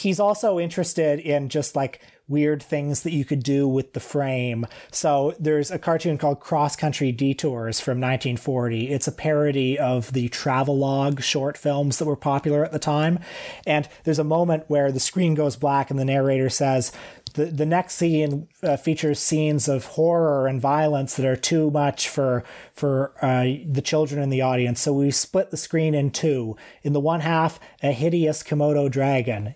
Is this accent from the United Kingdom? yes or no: no; Canada; as a Canadian male of a certain age